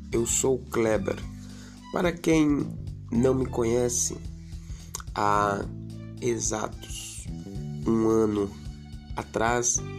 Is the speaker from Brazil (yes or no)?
yes; Leme, São Paulo, Brazil; also born or lived in Brasília; Eu residia em Brasília, morava em Brasília, sou daqui de Leme, mas atualmente estava morando em Brasília, Distrito Federal, na cidade de Santa Maria, 20 minutos de Brasília.